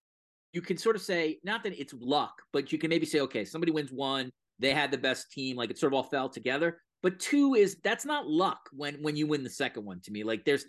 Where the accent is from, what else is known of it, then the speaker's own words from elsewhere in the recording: New York, United States; I'm a New Yorker.